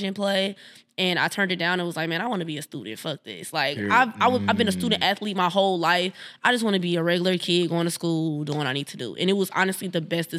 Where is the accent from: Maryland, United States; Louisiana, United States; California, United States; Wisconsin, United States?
Wisconsin, United States; Milwaukee; also born or lived in Madison, Wisconsin; I live in Madison, but I'm born and raised in Milwaukee